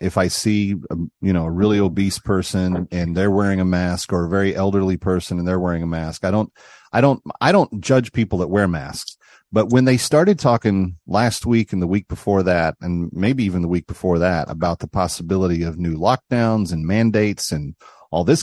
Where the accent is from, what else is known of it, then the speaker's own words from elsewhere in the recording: Texas, United States; a former Southwest Conference kid myself, you know, growing up in Texas